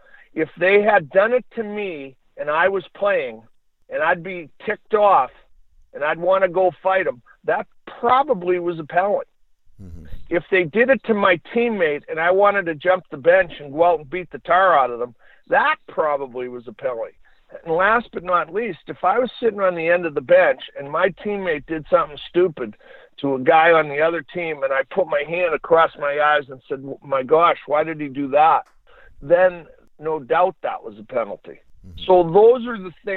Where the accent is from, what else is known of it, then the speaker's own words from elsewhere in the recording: United States; As an American